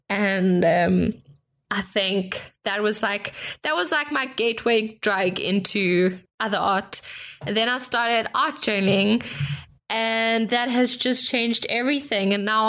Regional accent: South Africa; accent: South African; moved away as an adult; now in Germany; I am South African, which is what my accent is. It's not Australian. It's not, I don't know. Usually I'm mistaken for Australian.

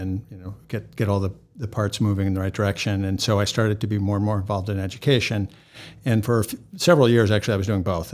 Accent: New England, United States; now in Boston, United States; I grew up in New England

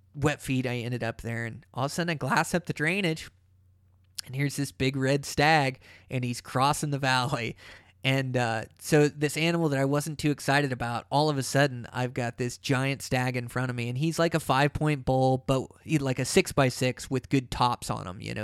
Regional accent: Pacific Northwest, United States; I come from the Pacific Northwest where there's ferns

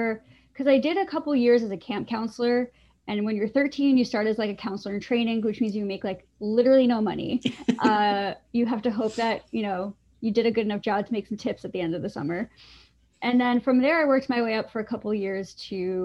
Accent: Long Island, New York, United States; I grew up on Long Island

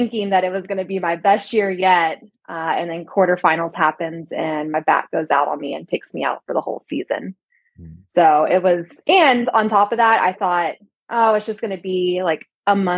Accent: Texas, United States; also born or lived in Las Vegas, Nevada; now in Los Angeles, United States; as a Texan

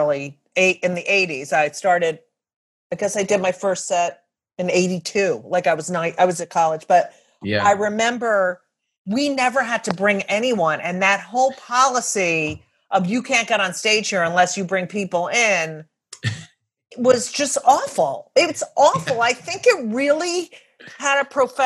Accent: Clark, New Jersey, United States; I grew up in New Jersey, 27 miles from Manhattan.

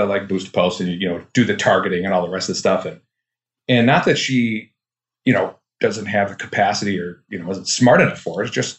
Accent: Duluth, Minnesota, United States; I'm from Duluth, Minnesota.

